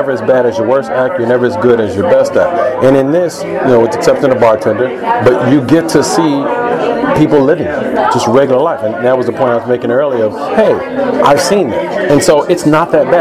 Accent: Chicago, Illinois, United States; also born or lived in Iowa; now in Los Angeles, United States; Originally, I'm from Chicago

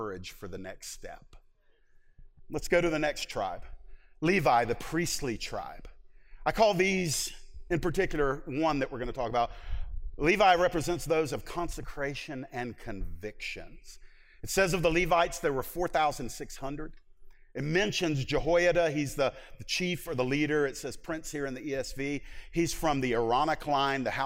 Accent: United States; as an American

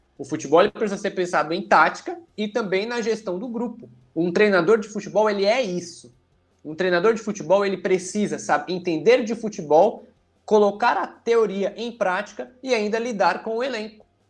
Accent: Alagoas, Brazil; lá da minha terra, de Alagoas

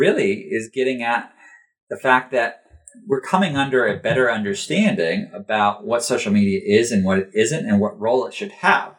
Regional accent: United States; as an American

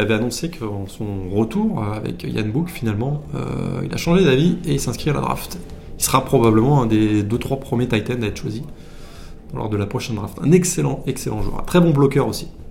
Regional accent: France; en tant que français arrivant là-bas

